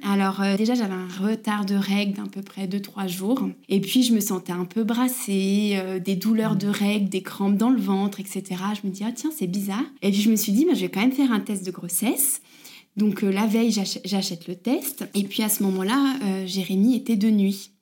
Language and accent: French; Bourg-en-Bresse, Auvergne-Rhône-Alpes, France; moved away as an adult; now in Arenthon, France; nous on vient pas du tout de la région de Haute-Savoie, on est de l'Ain vers Bourg-en-Bresse.